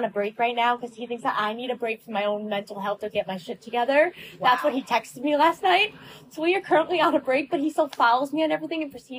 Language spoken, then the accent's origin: English; Long Island, New York, United States; moved away as an adult; I'm in Long Island. That's where I'm from.